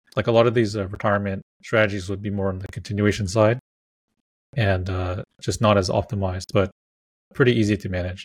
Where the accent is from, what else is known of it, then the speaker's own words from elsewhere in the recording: California, United States; I'm from California